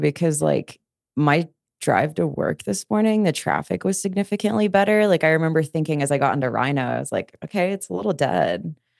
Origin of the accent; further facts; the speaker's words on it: Denver, Colorado, United States; I was born here too